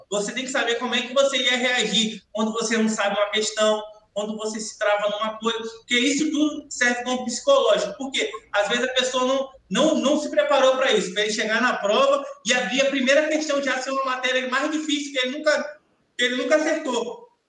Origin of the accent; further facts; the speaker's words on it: Salvador, Bahia, Brazil; moved away; como eu saí de Salvador tem muito tempo, meus pais não moram mais em Salvador